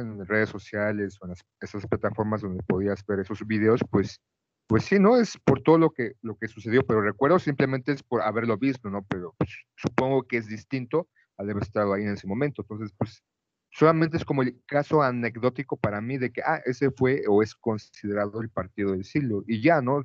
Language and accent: Spanish; Mexico; haber como niño tenido un mundial en México